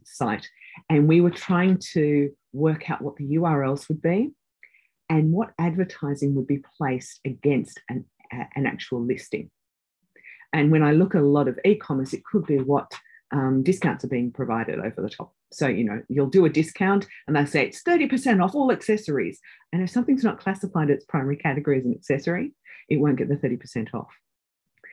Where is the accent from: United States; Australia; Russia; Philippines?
Australia; moved away as an adult; also born or lived in United Kingdom; I'm an Australian.